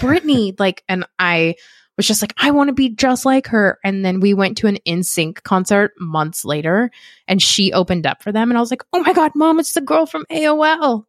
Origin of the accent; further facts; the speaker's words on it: Las Vegas, Nevada, United States; moved away as an adult; now in Los Angeles, United States; I'm from Las Vegas originally, and I've been living out in Los Angeles for, oh, eleven years now